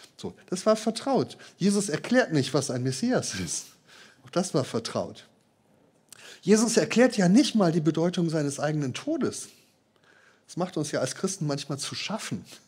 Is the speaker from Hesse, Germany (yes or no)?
yes; Marburg, Hesse, Germany; moved away; aus meinem Heimatort Marburg